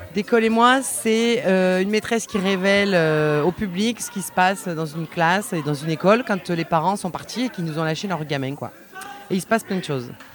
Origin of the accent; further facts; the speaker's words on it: Vaucluse, Provence-Alpes-Côte d'Azur, France; je suis du Vaucluse